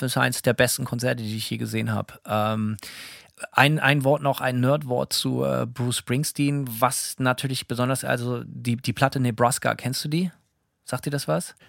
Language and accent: German; Bremen, Germany; now in Gainesville, United States; Ich bin Bremer.